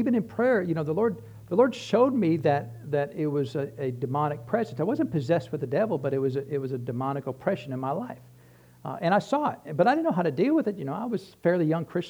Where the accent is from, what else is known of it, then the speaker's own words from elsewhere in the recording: New Hampshire, United States; I grew up in New Hampshire